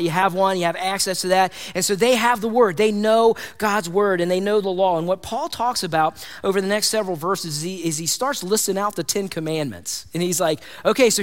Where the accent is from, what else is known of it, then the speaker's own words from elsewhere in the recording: United States; I have pride in being American.